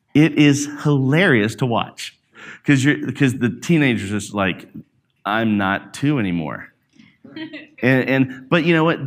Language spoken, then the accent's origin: English; Alabama, United States; growing up in Alabama, I was, uh, in, uh, like, out in the country